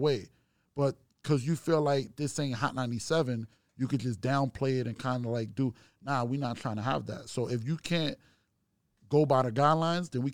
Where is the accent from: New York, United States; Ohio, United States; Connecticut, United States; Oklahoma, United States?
New York, United States; New York City; I'm from, you know, Brooklyn, Queens